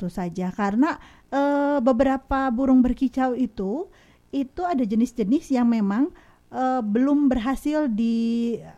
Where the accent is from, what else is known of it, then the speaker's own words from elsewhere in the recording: Kadipaten, West Java, Indonesia; Salah. Kadipaten.